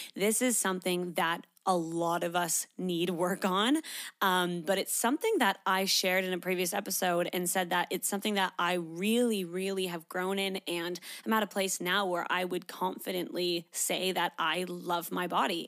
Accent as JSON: {"language": "English", "country": "Canada", "moved": "as an adult", "lives_now": "Australia", "said": "I'm from Canada"}